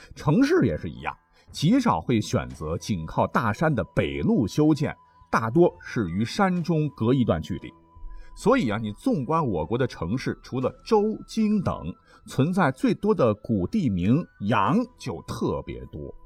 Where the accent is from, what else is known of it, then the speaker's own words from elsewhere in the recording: China; 我们中国人对自然大道的探索和认知